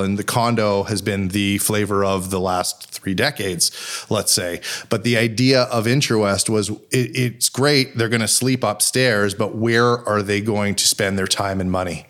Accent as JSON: {"language": "English", "town": "Montreal", "region": "Quebec", "country": "Canada", "tie": "born or raised there", "moved": "as an adult", "lives_now": "Toronto, Canada", "said": "growing up in Montreal, truly fortunate to, to grow up in a city that was so small"}